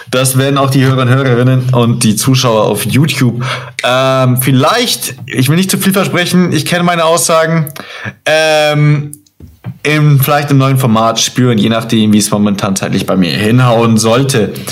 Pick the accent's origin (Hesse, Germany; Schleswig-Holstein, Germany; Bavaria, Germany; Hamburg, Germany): Bavaria, Germany; Burghausen; born there; ich bin in Burghausen geboren, nämlich.